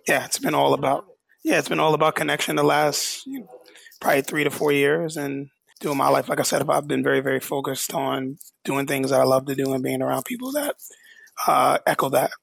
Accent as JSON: {"language": "English", "region": "New York", "country": "United States", "tie": "born or raised there", "said": "I'm born and raised in New York"}